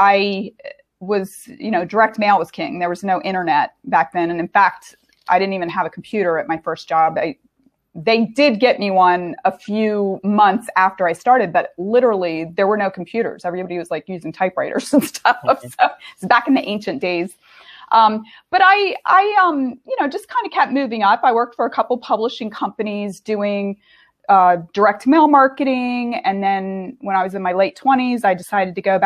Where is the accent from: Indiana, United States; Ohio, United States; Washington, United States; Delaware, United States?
Delaware, United States; southern; moved away as an adult; also born or lived in Boston; I grew up in Delaware.